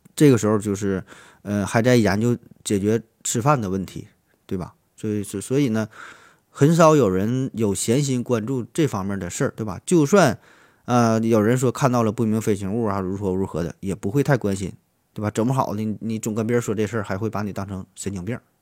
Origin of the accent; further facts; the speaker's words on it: northern China, China; 在咱北方很多地方也都是黑瓦